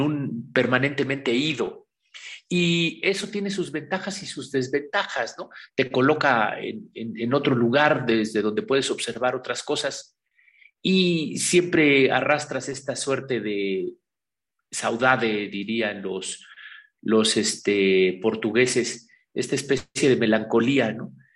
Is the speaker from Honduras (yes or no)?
no; Pahuatlán, Puebla, Mexico; moved away; also born or lived in Mexico City / Barcelona; que vengo de la Sierra Norte del Estado de Puebla, de Pahuatlán, Puebla, el lugar donde está enterrado mi ombligo